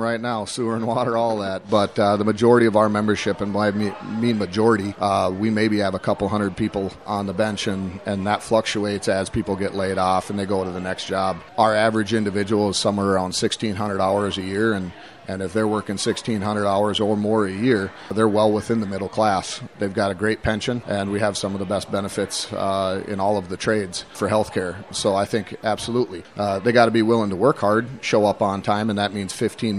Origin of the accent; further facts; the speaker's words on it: Big Lake, Minnesota, United States; I'm originally from Big Lake